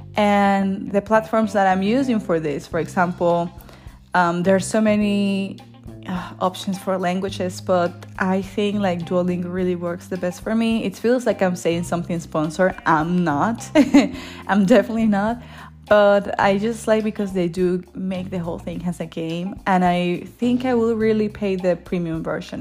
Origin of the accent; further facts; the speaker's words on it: Venezuela; moved away as an adult; now in Germany; I am from Venezuela, and I live here in Germany